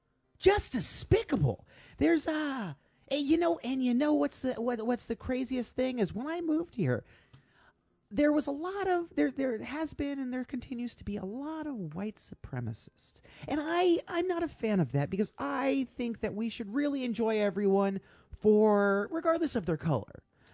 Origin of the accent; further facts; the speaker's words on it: Portland, Maine, United States; now in Portland, United States; I am from Portland, actually. I was born in Portland, Maine. And I'm tired of being from Portland. So I'm going to move to a different Portland. That Portland was Portland, Oregon.